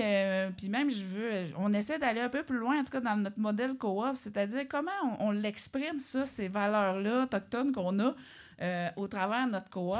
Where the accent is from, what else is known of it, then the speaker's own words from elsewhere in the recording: Obedjiwan, Quebec, Canada; je viens d'Obidjouane